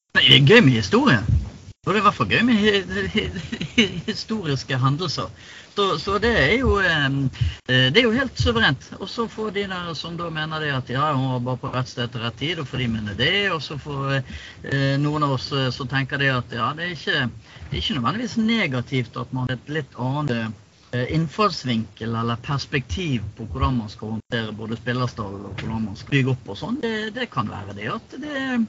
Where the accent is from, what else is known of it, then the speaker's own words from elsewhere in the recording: Bergen, Vestland, Norway; vi er bergensere